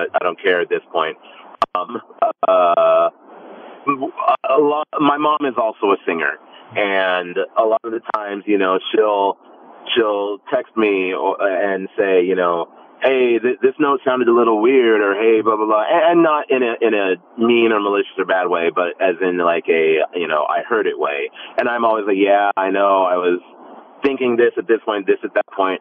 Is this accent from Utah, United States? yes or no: no; Rio Linda, California, United States; moved away; We lived in Rio Linda